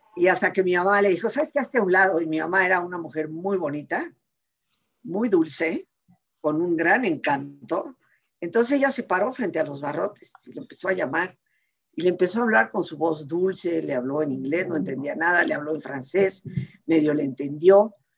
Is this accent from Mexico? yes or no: yes; Mexico; siendo nosotros mexicanos